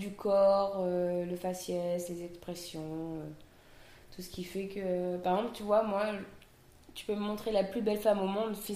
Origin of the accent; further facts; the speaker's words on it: Réunion; native de La Réunion, je suis seconde cuisine dans l'un des meilleurs restos de l'île, la Caspité.